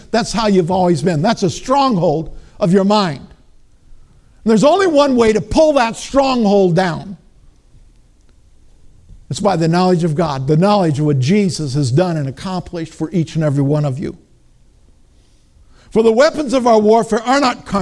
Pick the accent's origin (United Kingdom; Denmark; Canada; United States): United States; Minnesota; I'm from Minnesota.